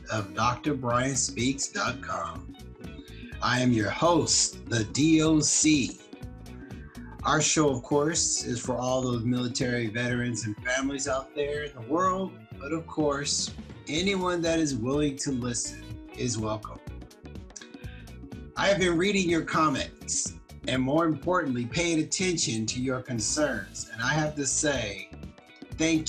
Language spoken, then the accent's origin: English; Compton, California, United States; when I grew up on Saturday mornings in Compton, my brother